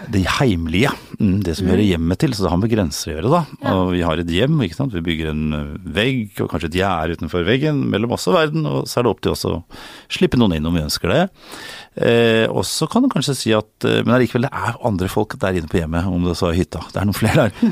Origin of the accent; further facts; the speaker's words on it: Norway; moved away as an adult; also born or lived in United States; Og noen ganger som nordmann